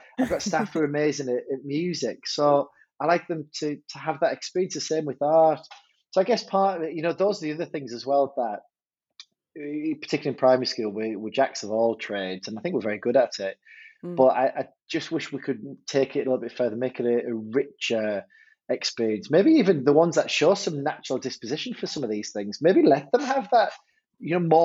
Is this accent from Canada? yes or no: no; Hartlepool, North East England, United Kingdom; accent: northern; also born or lived in Durham; my time growing up in Hartlepool